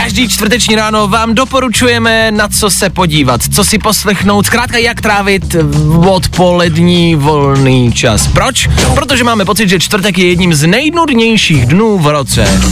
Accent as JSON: {"language": "Czech", "town": "Plzeň", "region": "Plzeň Region", "country": "Czechia", "tie": "born or raised there", "said": "Já jsem z Plzně"}